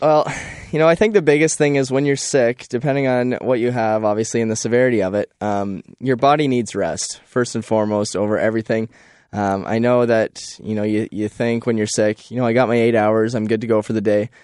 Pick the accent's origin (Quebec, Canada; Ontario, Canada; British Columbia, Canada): Ontario, Canada; Thamesford; I am from Thamesford